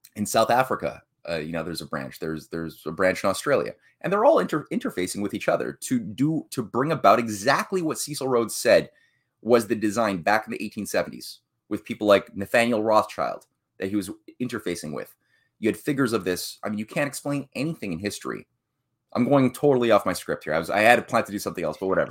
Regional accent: Canada; I'm a Canadian, you know, the queen is my head of state.

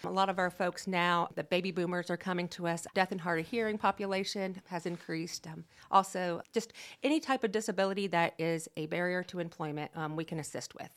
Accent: East Central Indiana, United States; also born or lived in Randolph County, Indiana / Delaware County, Indiana; I am born and raised in East Central Indiana

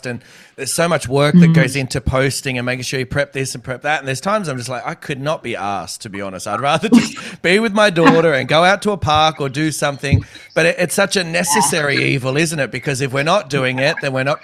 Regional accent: Australia; As an Aussie

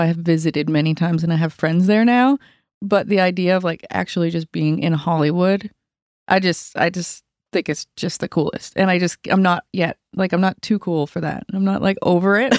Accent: Yarmouth, Nova Scotia, Canada; moved away; I grew up in Yarm-, Yarmouth, Nova Scotia, South Shore of Nova Scotia

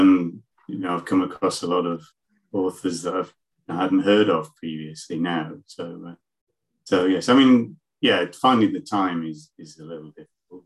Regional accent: Leeds, Yorkshire and the Humber, United Kingdom; moved away; I'm from Leeds, in the middle of the country, and now I'm living down by the coast.

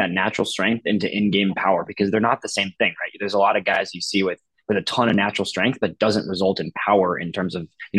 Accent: Oak Park, Illinois, United States; Oak Park. That's my hometown

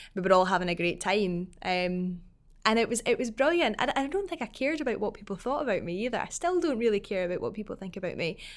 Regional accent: Falkirk, Scotland, United Kingdom; growing up in Falkirk

